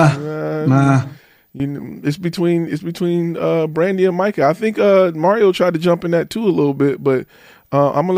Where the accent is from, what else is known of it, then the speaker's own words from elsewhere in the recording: Michigan, United States; I'm from Michigan